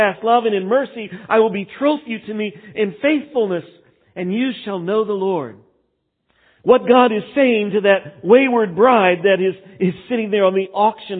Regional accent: Texas, United States; moved away; I grew up in Texas and there it was Baal worship.

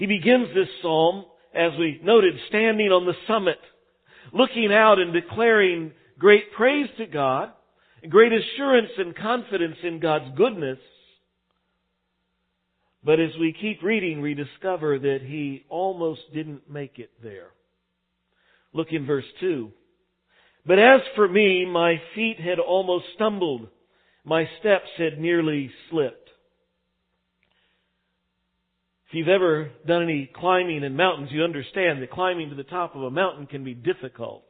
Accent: El Paso, Texas, United States; moved away; I grew up out in El Paso, Texas

